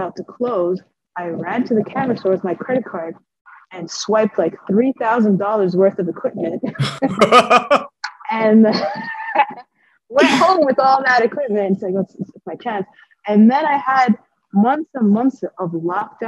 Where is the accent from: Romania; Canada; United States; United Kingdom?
Canada; Ottawa, Ontario; moved away as an adult; now in Edmonton, Canada; went back to my hometown